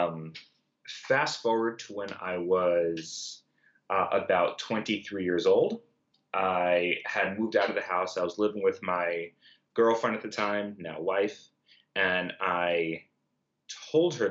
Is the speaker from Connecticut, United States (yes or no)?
no; New York City, New York, United States; I grew up in Brooklyn